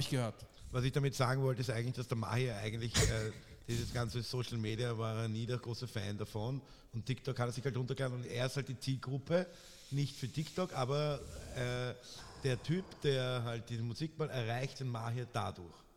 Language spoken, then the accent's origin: German; Vienna, Austria; als echter Wiener